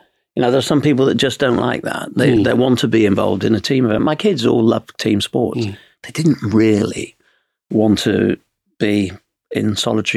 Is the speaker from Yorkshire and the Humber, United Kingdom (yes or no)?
yes; Yorkshire and the Humber, United Kingdom; I was from Yorkshire schools.